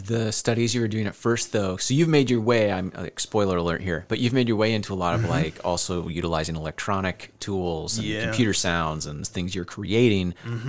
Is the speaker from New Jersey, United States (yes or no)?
no; Northeast Iowa, United States; I grew up here in Northeast Iowa